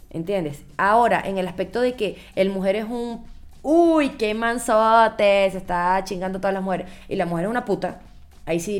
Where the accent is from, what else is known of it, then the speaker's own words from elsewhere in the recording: Venezuela; en mi país también, en Venezuela también.